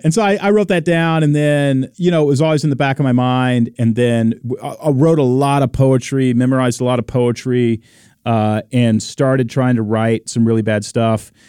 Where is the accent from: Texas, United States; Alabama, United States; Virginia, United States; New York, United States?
Texas, United States; moved away as an adult; also born or lived in Oregon; I'm from Texas